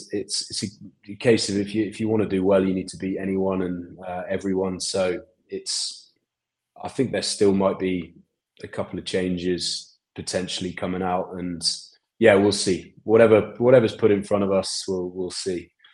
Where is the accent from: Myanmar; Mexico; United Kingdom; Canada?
United Kingdom; England; now in Boston, United States; I'm English